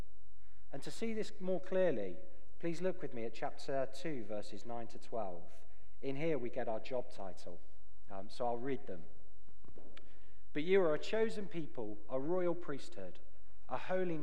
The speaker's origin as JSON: {"language": "English", "country": "United Kingdom", "moved": "yes", "said": "As a Brit"}